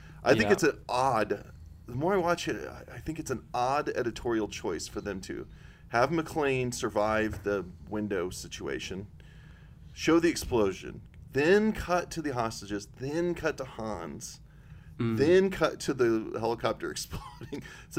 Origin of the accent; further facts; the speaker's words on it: Wisconsin, United States; I'm from Wisconsin.